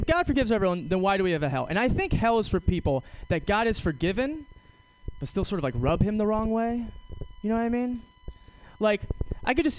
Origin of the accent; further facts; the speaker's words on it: New York City, New York, United States; I'm from New York City